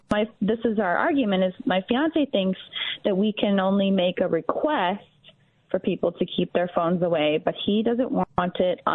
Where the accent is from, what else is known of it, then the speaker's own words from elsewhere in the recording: Florida, United States; now in Shaker Heights, United States; I'm from Florida. My parents are there